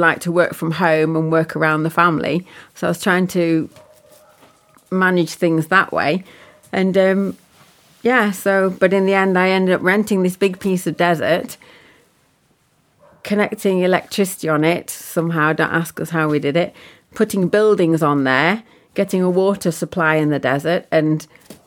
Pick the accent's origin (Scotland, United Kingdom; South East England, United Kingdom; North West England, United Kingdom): North West England, United Kingdom; Preston; moved away as an adult; now in Yorkshire Dales, United Kingdom; I'm from Lancashire, so born and bred in Preston.